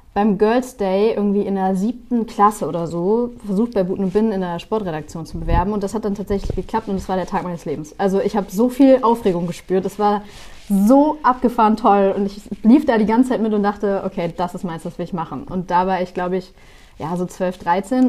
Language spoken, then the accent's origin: German; Bremen, Germany; ich komme aus Bremen, das heißt, wir haben immer NDR und ähm, Radio Bremen geschaut